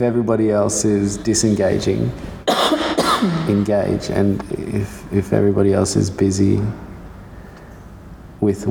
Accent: Darwin, Northern Territory, Australia; now in Perth, Australia; I grew up in Darwin, so it's only just full of things that'll eat you

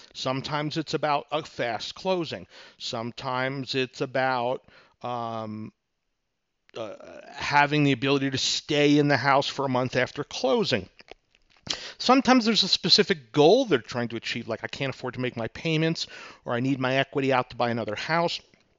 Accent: New York, United States; Now, for example, I'm from New York. Some people can catch my accent once in a while, especially when I'm pissed off in traffic.

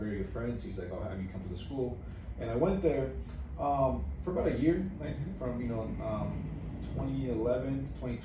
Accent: San Diego, California, United States; I was born here in San Diego.

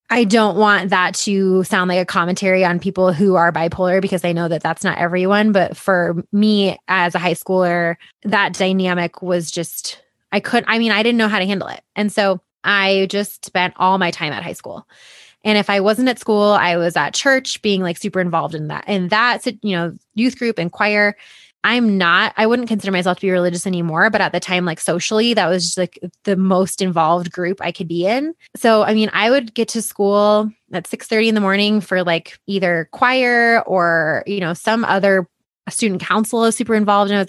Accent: Boulder, Colorado, United States; And I grew up in Boulder.

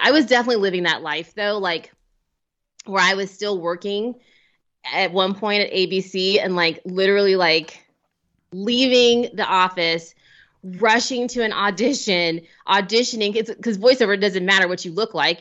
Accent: Cincinnati, Ohio, United States; moved away; I'm an Ohio native

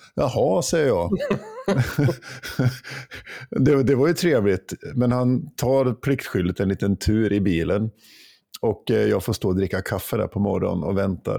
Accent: Jämtland, Sweden; moved away; När jag var hemma i Jämtland

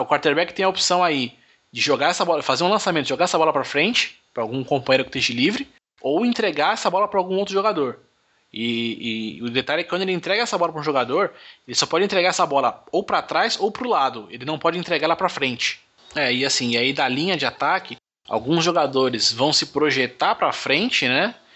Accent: Brazil; eu falo meu inglês é, é, é de brasileiro

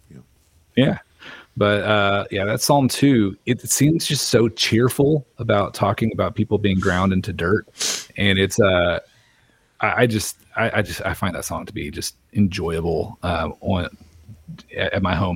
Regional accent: Little Rock, Arkansas, United States; I was born in Little Rock

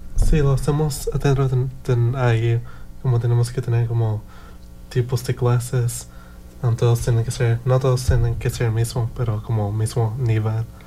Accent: Bloomington, Indiana, United States; also born or lived in California; Yo soy de aquí en Bloomington, pero yo también nací en California.

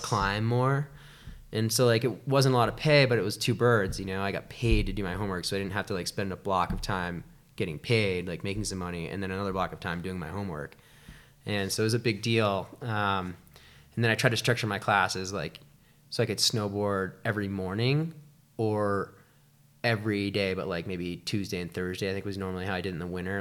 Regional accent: Shelburne, Vermont, United States; moved away as an adult; also born or lived in China; now in Lake Tahoe, United States; I grew up in Shelburne

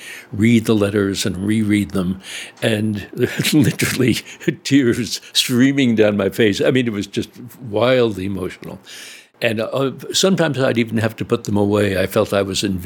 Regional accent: New York City, New York, United States; also born or lived in South Fork, Pennsylvania; I grew up in the New York City area

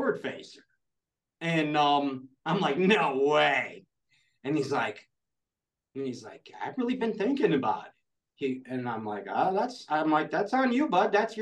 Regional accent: Florida, United States; We're both from Florida.

